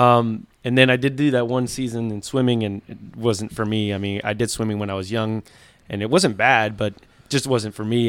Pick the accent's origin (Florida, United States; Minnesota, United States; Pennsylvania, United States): Florida, United States; Miami; we moved to Miami. And, uh, that's where we grew up.